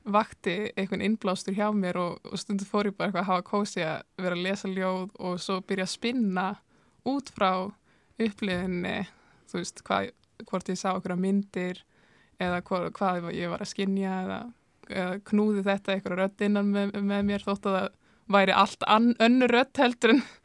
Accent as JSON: {"language": "Icelandic", "town": "Húsavík", "region": "Northeastern Region", "country": "Iceland", "tie": "born or raised there", "moved": "yes", "said": "er frá Húsæk og það hefur nú verið einna ríkasta harmonöku hefðin á landinu í þingjasíslum"}